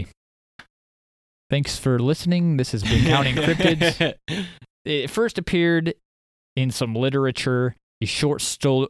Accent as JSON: {"language": "English", "region": "Iowa", "country": "United States", "said": "I'm from Iowa, I guess. We're from Iowa."}